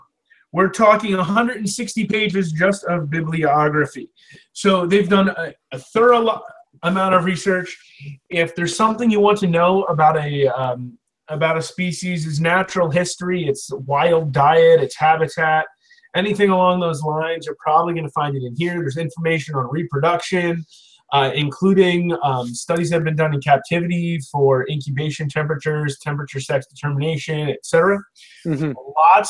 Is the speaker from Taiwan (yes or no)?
no; Lancaster County, Pennsylvania, United States; when I told him I was from Lancaster County